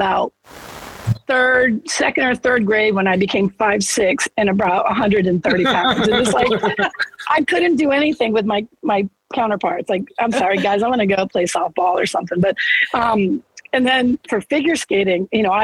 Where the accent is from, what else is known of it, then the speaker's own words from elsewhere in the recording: Massachusetts, United States; moved away; I grew up in Massachusetts